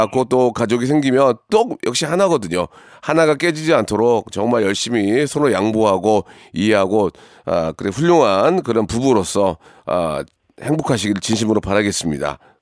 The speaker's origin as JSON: {"language": "Korean", "town": "Gunsan", "region": "North Jeolla", "country": "South Korea", "tie": "born or raised there"}